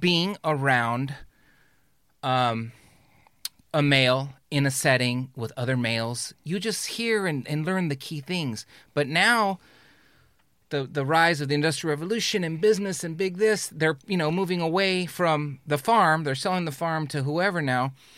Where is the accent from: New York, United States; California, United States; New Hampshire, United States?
California, United States; Carson; I was born in Carson